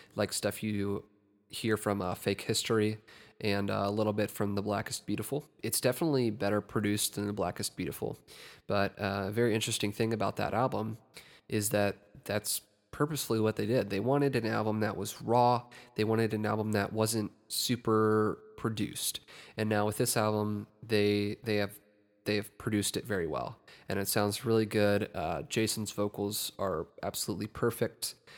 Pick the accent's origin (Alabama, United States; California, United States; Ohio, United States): Ohio, United States; my home state of Ohio